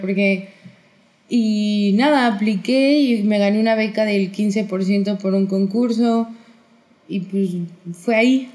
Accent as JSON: {"language": "Spanish", "country": "Mexico", "said": "mexicana libanesa"}